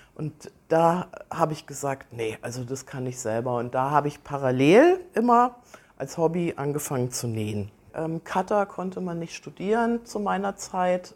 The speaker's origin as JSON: {"language": "German", "town": "Kassel", "region": "Hesse", "country": "Germany", "tie": "born or raised there", "moved": "yes", "lives_now": "Aalen, Germany", "said": "ich bin in Kassel geboren"}